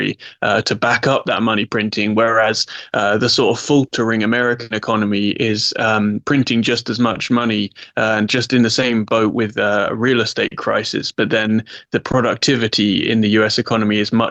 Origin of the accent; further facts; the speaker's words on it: England, United Kingdom; I'm English in my soul